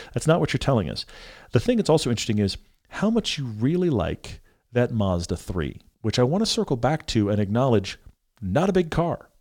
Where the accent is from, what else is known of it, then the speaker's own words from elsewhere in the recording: Texas, United States; moved away; I grew up in Texas